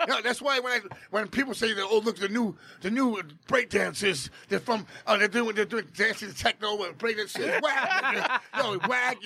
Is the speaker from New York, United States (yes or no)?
yes; New York City, New York, United States; I'm from Jackson Heights, Queens